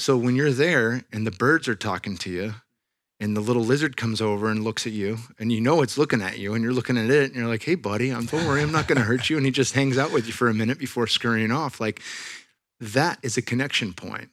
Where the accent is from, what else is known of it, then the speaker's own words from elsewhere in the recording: Silicon Valley, California, United States; I'm from the Silicon Valley, born and raised.